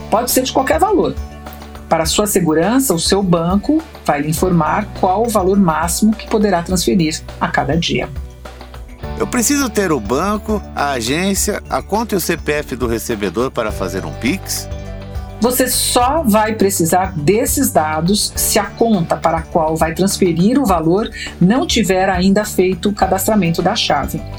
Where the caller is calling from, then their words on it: São Paulo, Brazil; eu sou daqui de São Paulo